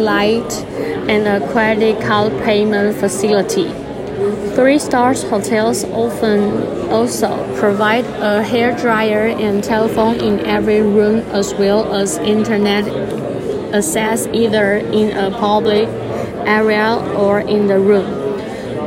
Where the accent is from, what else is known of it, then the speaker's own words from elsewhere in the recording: Kaohsiung, Taiwan; English is a second language; now in Kinmen, Taiwan; my hometown is Kaohsiung